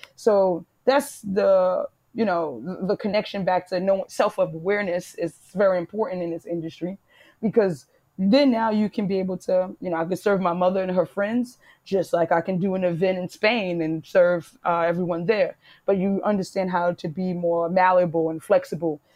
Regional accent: New York City, New York, United States; moved away; also born or lived in Italy / Portugal; I'm from Harlem

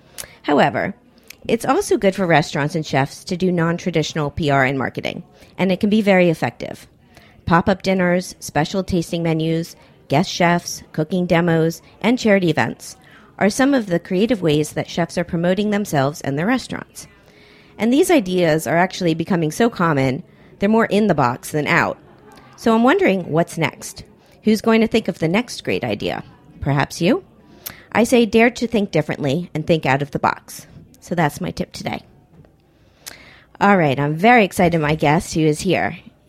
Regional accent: Miami, Florida, United States; Well, growing up in Miami, we had tuna fish a lot in our household, but our trick was to put apples in it.

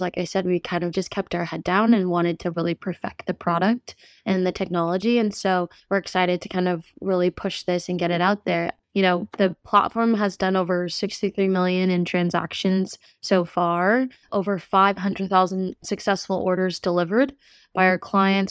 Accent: New York, United States; moved away; being a former New Yorker myself

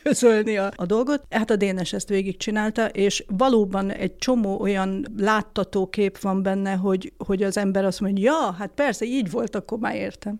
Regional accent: Budapest, Hungary; ebbe a saroklakásba születtem aztán én is, és aztán egy ilyen házon belüli család, vagy lakáscserével sikerült följutnunk a harmadik emeletre, és hát a szüleim halálukig ott laktak, és, és az én egész eddigi életem praktikusan ott telt

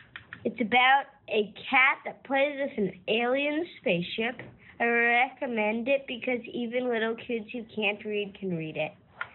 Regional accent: New York City, New York, United States; I'm 7 years old, and I'm from Brooklyn.

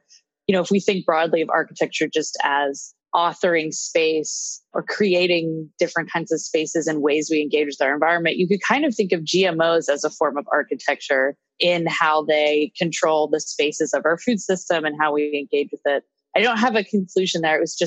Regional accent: Pittsburgh, Pennsylvania, United States; now in Brooklyn, United States; I am originally from Pittsburgh, Pennsylvania

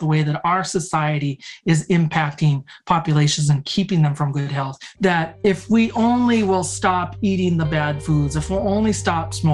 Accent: Southeast Alaska, United States; now in Duluth, United States; I'm from the Thunderbird House of the Shark Clan of the Akwan tribe of the Tlingit people from Southeast Alaska

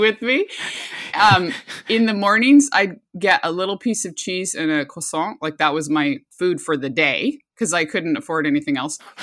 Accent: Anchorage, Alaska, United States; also born or lived in Bristol Bay, Alaska; now in Sonoma, United States; I was born and raised in Alaska in a multi-generational indigenous family

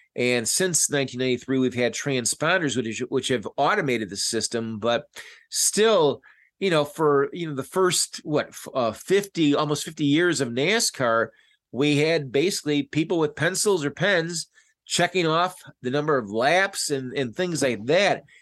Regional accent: Chicago, Illinois, United States; I'm from Chicago

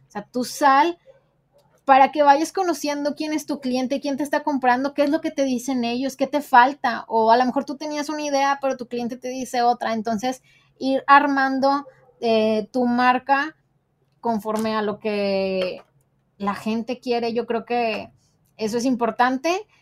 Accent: Monterrey, Nuevo León, Mexico; soy regia

